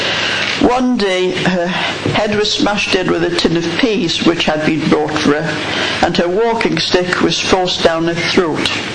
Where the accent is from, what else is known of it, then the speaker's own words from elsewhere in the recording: Whitley Bay, North East England, United Kingdom; my hometown, Whitley Bay, on the northeast coast